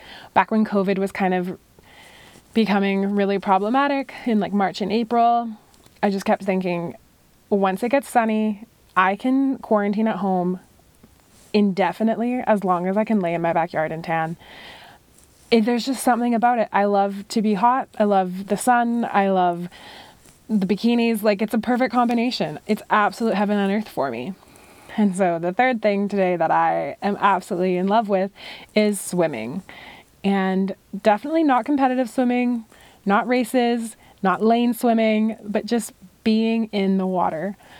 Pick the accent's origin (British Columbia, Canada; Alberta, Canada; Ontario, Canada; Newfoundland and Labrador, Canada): British Columbia, Canada; And then growing up on Vancouver Island, I had some friends who had a property on the most beautiful lake I have ever laid eyes on.